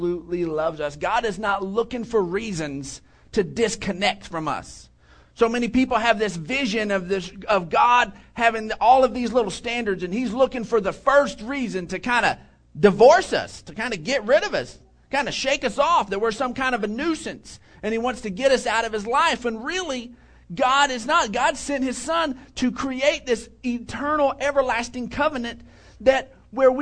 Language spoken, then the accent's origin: English; Odessa, Texas, United States; I grew up in Odessa, and out there it's just flat